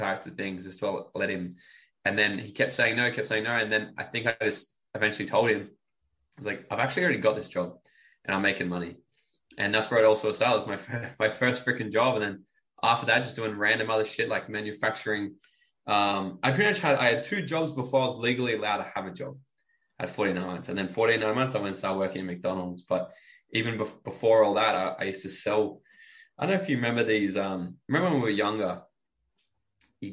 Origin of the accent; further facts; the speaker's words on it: Brisbane, Queensland, Australia; also born or lived in New South Wales / Gold Coast / Bali / Mexico; I was born in New South Wales, but like I don't have any memory of it. I was there for 2 years of my life. Okay, and then I pretty much grew up in Brisbane and then the Gold Coast my whole life